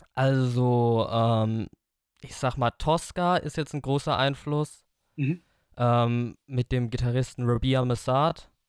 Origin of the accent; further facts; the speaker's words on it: Hofstetten, Bavaria, Germany; ich komme aus Hofstetten bei Schöllkrippen also das sind jetzt ja so ungefähr 20 Kilometer von Aschaffenburg